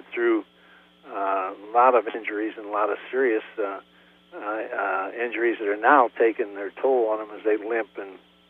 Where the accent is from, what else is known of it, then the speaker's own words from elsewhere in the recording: United States; I could work for a construction company back in my hometown, Worcester, for $6,000 a year